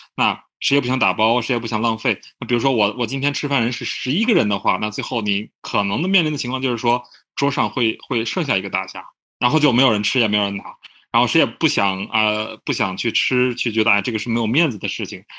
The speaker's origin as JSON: {"language": "Chinese", "region": "Tianjin", "country": "China", "tie": "born or raised there", "said": "在我的家乡天津"}